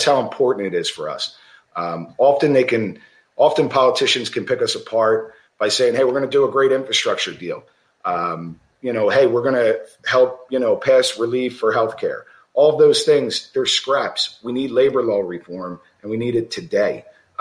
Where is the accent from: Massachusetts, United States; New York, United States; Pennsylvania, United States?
Pennsylvania, United States; I'm from Pennsylvania